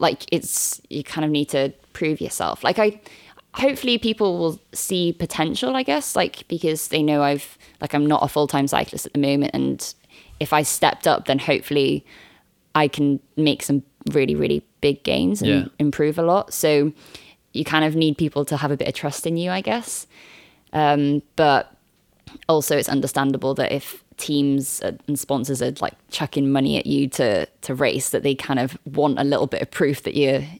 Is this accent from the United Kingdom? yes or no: yes; Wales, United Kingdom; And being Welsh